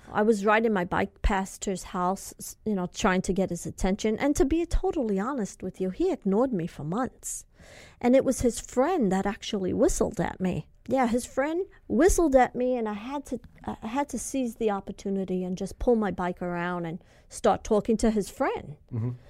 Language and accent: English; California, United States; I'm from California and I don't know where this is and that is.